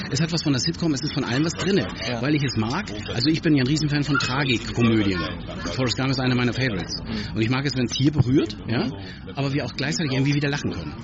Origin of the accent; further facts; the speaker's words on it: hometown in Schleswig-Holstein, Germany; in meiner Heimatstadt